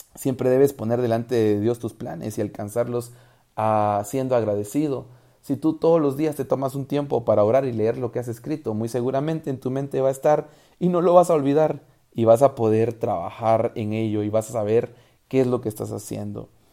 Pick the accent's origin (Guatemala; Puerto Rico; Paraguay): Guatemala; el quetzal es la moneda de mi país